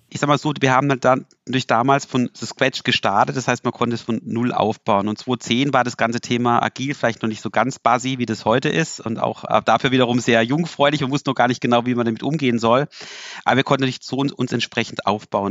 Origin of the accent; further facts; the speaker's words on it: Freiburg, Baden-Württemberg, Germany; als Freiburger